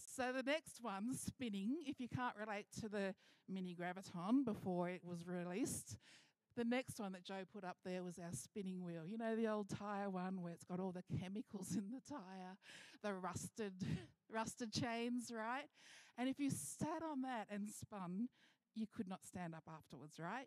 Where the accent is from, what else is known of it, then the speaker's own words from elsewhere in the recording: Mildura, Victoria, Australia; moved away; I've been traveling to my hometown